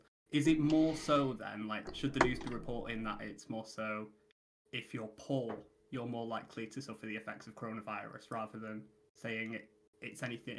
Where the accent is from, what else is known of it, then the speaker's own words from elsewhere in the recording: United Kingdom; We're very British.